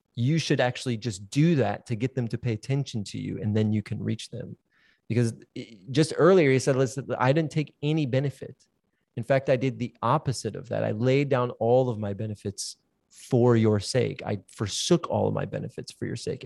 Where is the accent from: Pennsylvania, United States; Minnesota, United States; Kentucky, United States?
Minnesota, United States; South Central; South Central Minnesota, where I grew up, where it's farming people.